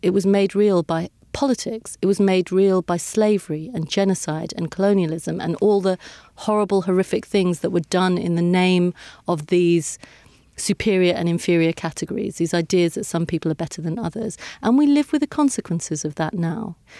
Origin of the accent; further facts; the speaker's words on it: United Kingdom; I am British. I was born here. I've lived my whole life here.